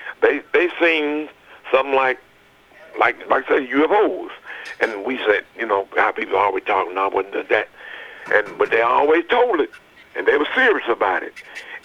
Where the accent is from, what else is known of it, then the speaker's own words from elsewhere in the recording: Smyrna, Tennessee, United States; also born or lived in Murfreesboro, Tennessee; I'm originally from Smyrna, Tennessee, Hilltop, they used to call it.